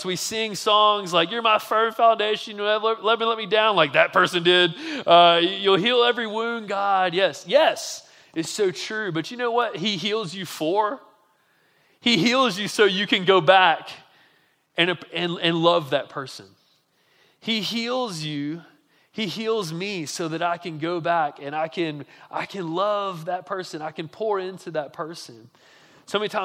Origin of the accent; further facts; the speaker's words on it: Montgomery, Alabama, United States; I'm from Montgomery, Alabama, which is similar like demographically probably to Jackson